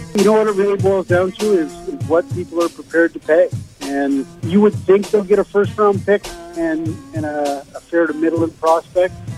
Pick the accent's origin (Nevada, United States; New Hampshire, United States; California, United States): New Hampshire, United States; I'm the one from Cow Hampshire